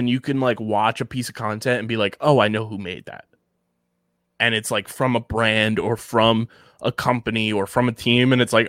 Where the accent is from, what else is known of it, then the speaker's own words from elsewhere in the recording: Pennsylvania, United States; I'm from Delco.